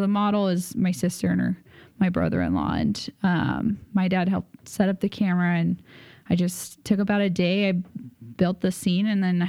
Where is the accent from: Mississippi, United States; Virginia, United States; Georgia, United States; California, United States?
California, United States; San Diego; San Diego. Yeah.